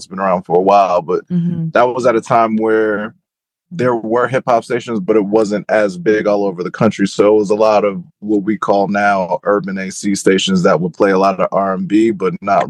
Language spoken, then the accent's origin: English; Cleveland, Ohio, United States; Well, growing up in Ohio is probably what you think it is until you get to Cleveland.